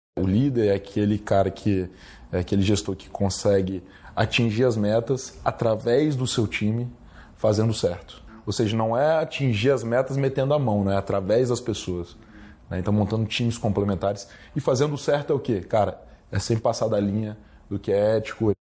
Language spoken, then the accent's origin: Portuguese; Guarapari, Espírito Santo, Brazil; Eu não sou de Vitória, sou de Guarapari